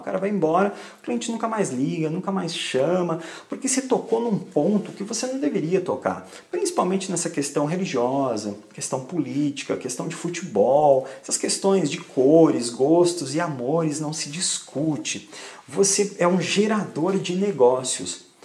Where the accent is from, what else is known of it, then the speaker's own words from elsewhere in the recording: Brazil; moved away as an adult; now in Portugal; morei a vida inteira no Brasil